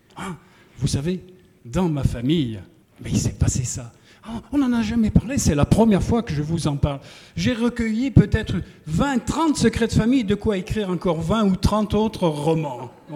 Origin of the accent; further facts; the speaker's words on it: Feurs, Auvergne-Rhône-Alpes, France; moved away; mon frère présent ici peut en témoigner, nous sommes des, forésiens, très très profonds